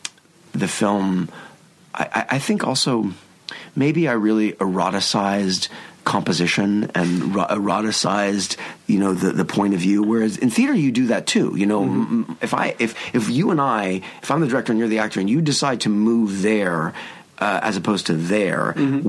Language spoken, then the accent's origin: English; United States; as an American